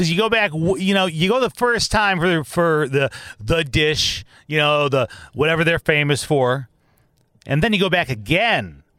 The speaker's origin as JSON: {"language": "English", "region": "Midwest", "country": "United States", "tie": "born or raised there", "also_born_or_lived": "Big Island, Hawaii", "moved": "as an adult", "lives_now": "Hawaii, United States", "said": "That I'm from the Midwest, born and raised, even though I'm a traveler and I've lived all over. I love the fact that I have Midwest roots"}